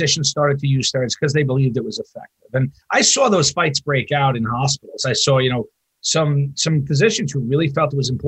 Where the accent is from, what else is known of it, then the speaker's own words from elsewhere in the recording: New York, United States; now in Wisconsin, United States; I'm from New York. I know every ICU director in New York